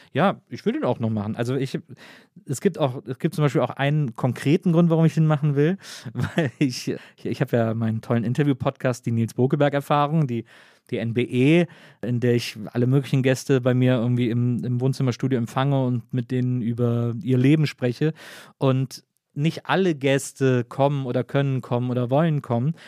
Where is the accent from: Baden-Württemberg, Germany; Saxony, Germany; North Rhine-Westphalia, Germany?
North Rhine-Westphalia, Germany; Wesseling; ich komme aus Wesseling, das ist zwischen Köln und Bonn